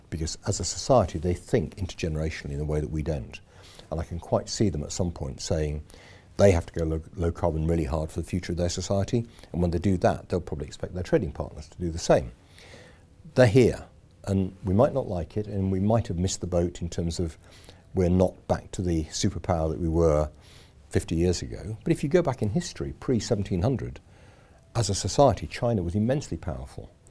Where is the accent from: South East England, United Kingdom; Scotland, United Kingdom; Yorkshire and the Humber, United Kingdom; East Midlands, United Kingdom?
Yorkshire and the Humber, United Kingdom; accent: Yorkshire; So I'm a Yorkshireman. Um, there's a bit of accent left, I think. Um, it gets slightly worse when I'm back over there.